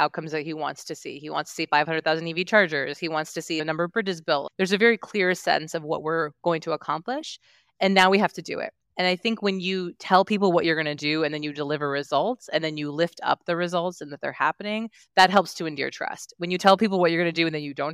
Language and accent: English; Virginia, United States; I'm from Virginia. It's my home state